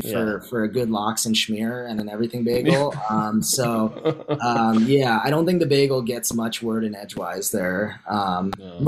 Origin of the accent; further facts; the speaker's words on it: New York, United States; Growing up in New York